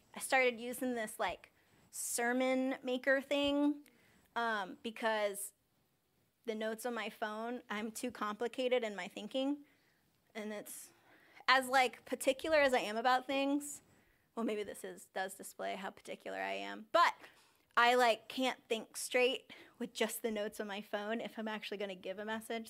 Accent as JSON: {"language": "English", "country": "United States", "said": "I'm from Sussex County"}